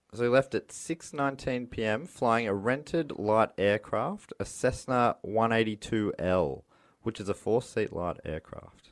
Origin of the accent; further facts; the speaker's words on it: Moorabbin, Victoria, Australia; I grew up in Moorabbin